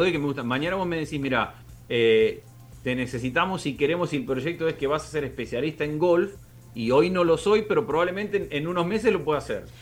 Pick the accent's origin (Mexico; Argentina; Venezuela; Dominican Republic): Argentina